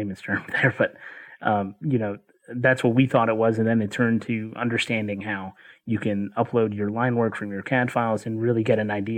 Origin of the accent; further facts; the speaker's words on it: Chattanooga, Tennessee, United States; I grew up in Chattanooga